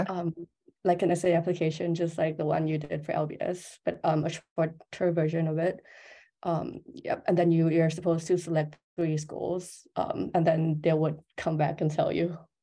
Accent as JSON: {"language": "English", "country": "Thailand", "said": "I'm from Thailand"}